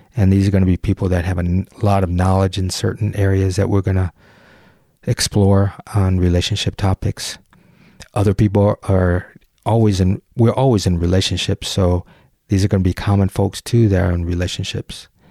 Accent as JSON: {"language": "English", "area": "just outside of Detroit", "region": "Michigan", "country": "United States", "tie": "born or raised there", "said": "I grew up just outside of Detroit, about a mile from the city limits. I grew up on Nine Mile"}